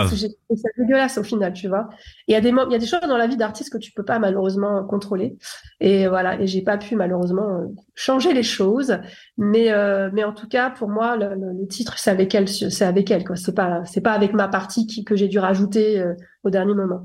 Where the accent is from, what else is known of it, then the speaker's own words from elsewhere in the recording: Paris, Île-de-France, France; moi je suis née à Paris